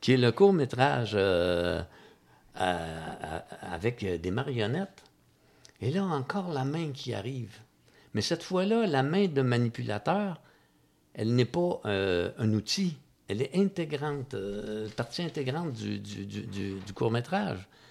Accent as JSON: {"language": "French", "town": "Magog", "region": "Quebec", "country": "Canada", "tie": "born or raised there", "said": "je suis né à Magog"}